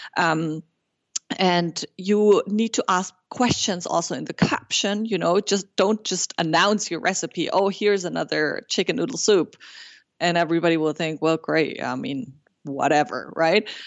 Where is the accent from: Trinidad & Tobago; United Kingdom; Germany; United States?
Germany; first language German and Spanish; English is a second language; now in Montreal, Canada; I was born and raised in Germany, but by a Peruvian mother, so I grew up bilingual with a German and Spanish